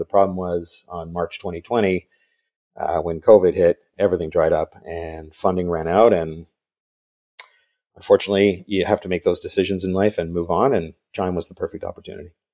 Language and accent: English; Vancouver, British Columbia, Canada; grew up in Vancouver, so I'm another Canadian